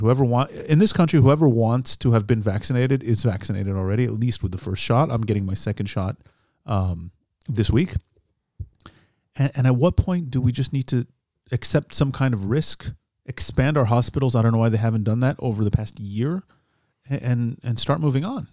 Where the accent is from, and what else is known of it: United States; born or raised there; now in Israel